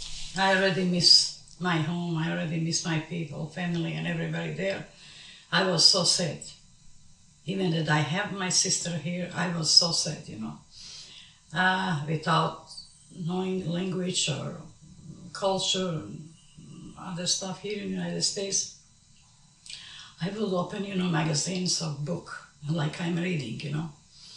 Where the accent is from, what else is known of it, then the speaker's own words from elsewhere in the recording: Kosovo; moved away as an adult; also born or lived in Montenegro; now in Dallas, United States; I was born in Montenegro. I'm coming from the parents were different nationality. My mom was Montenegrin and my father was Kosovar from Drenica. So I live in Montenegro with my parents for 14 years. After 14 years, we moved to Kosovo.